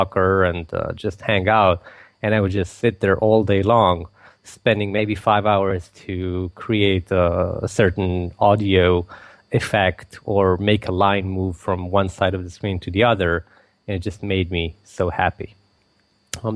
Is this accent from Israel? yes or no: yes; Israel; I was born and raised in Israel